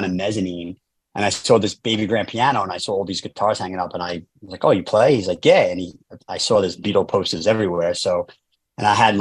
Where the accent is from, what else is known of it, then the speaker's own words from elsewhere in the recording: New York City, New York, United States; now in Los Angeles, United States; I grew up in Staten Island, New York